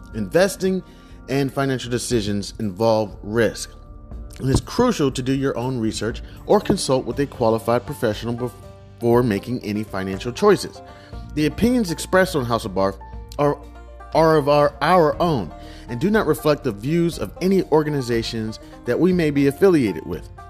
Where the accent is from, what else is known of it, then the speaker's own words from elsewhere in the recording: Midwest, United States; I'm from the Midwest